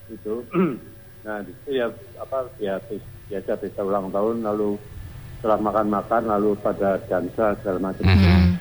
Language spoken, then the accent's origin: Indonesian; Surabaya, East Java, Indonesia; Saya, saya ini berasal dari Surabaya.